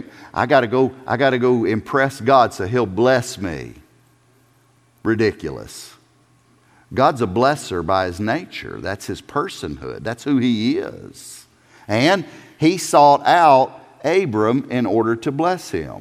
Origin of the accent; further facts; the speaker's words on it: South Carolina, United States; I'm from South Carolina.